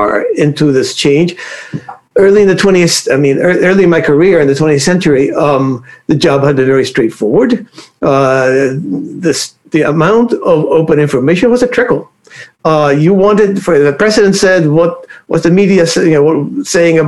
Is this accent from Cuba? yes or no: yes; Cuba; moved away; If you want my way back origins, I was born in Cuba